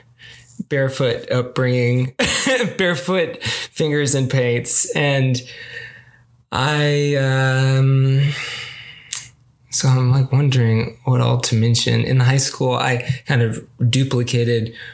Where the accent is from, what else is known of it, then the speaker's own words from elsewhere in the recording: Arkansas, United States; I grew up in Arkansas